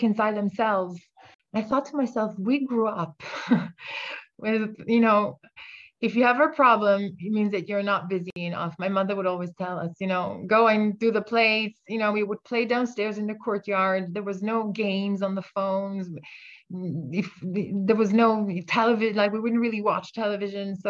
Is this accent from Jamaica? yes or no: no; Italy; now in Israel; I'm from Italy